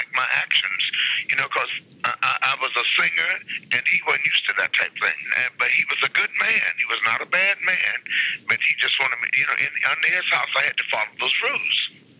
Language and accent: English; Washington, District of Columbia, United States; I'm from Washington, D.C. I was married for many years.